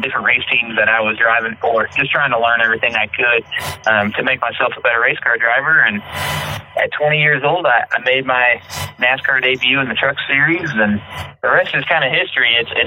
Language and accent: English; St. Louis, Missouri, United States; Growing up in St. Louis, Missouri, in the Midwest